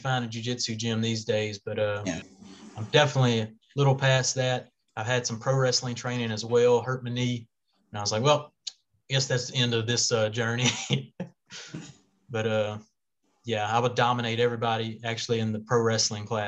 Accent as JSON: {"language": "English", "region": "Louisiana", "country": "United States", "said": "we're from Louisiana"}